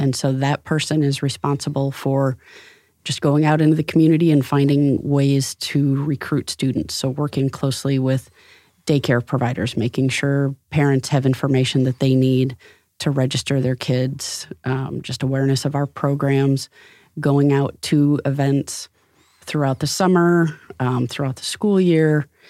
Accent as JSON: {"language": "English", "town": "Rockford", "region": "Illinois", "country": "United States", "tie": "born or raised there", "moved": "yes", "lives_now": "Fort Wayne, United States", "said": "I grew up in Rockford, Illinois"}